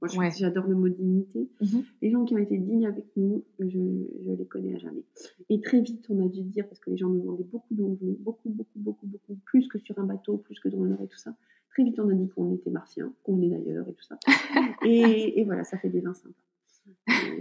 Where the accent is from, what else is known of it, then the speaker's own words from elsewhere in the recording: north of France, France; now in Burgundy, France; nous sommes originaires du nord de la France